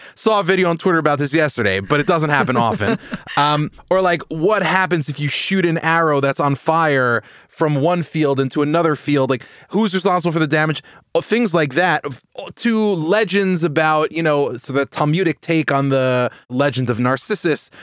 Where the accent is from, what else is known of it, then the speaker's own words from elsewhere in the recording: Long Island, New York, United States; I grew up in New York, I grew up in Long Island